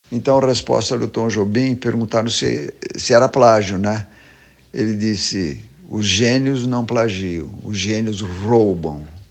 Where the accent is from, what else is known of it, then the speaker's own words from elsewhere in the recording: Osasco, São Paulo, Brazil; Tanto o Boni como o Guga, como eu, nascemos em Osasco na mesma cama, da mesma parteira.